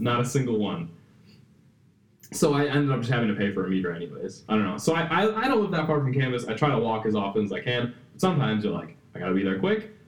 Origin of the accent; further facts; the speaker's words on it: Wisconsin, United States; I was born and raised here